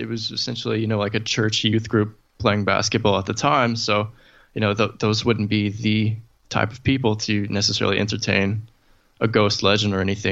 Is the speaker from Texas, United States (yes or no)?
yes; East Texas, United States; growing up in East Texas